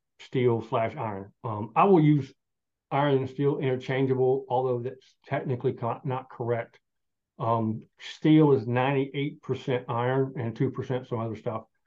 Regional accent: Southern Appalachia, United States; I'm Southern Appalachian. And growing up, everybody had a little smithy

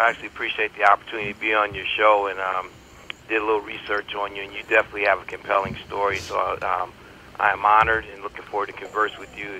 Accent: Connecticut, United States; also born or lived in North Carolina; So I was born in North Carolina, and then what little growing I did took place in Connecticut

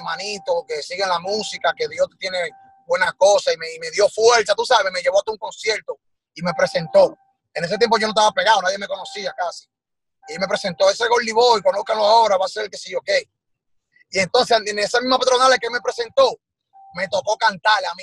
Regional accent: Dominican Republic; nosotros, los, talentos de allá de RD

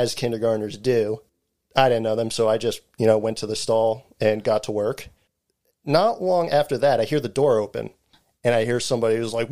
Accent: New Jersey, United States; the area I grew up in New Jersey

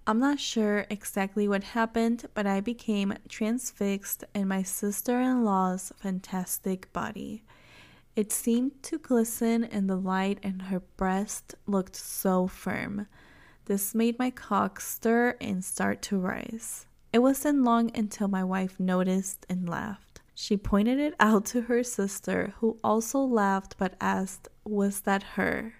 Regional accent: Mexico; first language Spanish; English is a second language; obviously I am Mexican and Spanish is my first language

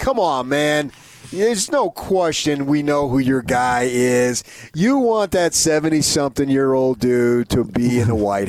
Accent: New Jersey, United States; now in Utah, United States; I've come to know and love Idaho a lot more than I ever would have thought of growing up in New Jersey.

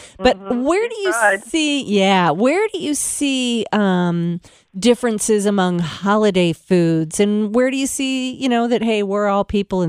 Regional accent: Michigan, United States; I'm from Michigan

